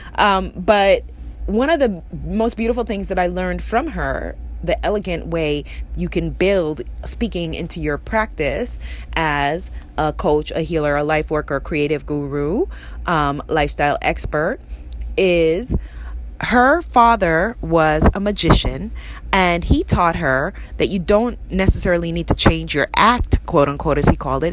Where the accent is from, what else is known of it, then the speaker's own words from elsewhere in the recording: New York City, New York, United States; I grew up in Queens, New York